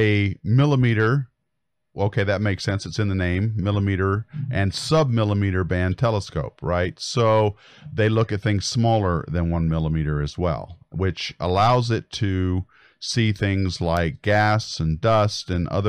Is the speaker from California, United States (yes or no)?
no; Colorado, United States; I grew up in Colorado